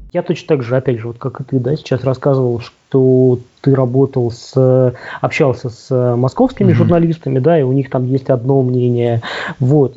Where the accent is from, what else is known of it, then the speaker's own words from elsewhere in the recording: Omsk, Omsk Oblast, Russia; Омск, да, откуда я родом